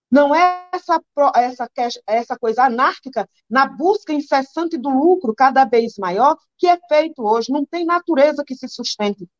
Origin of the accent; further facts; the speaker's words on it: Caatinga, Northeast Brazil, Brazil; eu nasci na, na Caatinga.